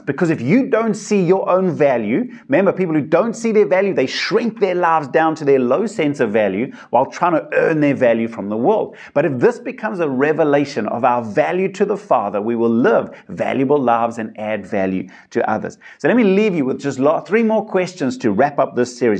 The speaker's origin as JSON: {"language": "English", "country": "South Africa", "said": "I've got my South African passport, I'm a South African citizen"}